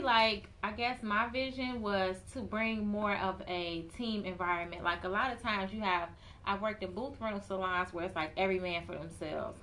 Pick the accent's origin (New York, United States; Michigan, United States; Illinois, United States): Illinois, United States; Chicago; also born or lived in Atlanta; I was born and raised in Chicago